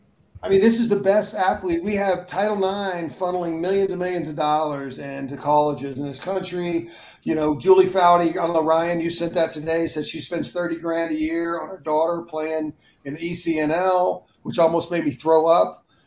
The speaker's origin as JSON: {"language": "English", "region": "London", "country": "United Kingdom", "tie": "born or raised there", "said": "I grew up on the Mersey line in East End of London."}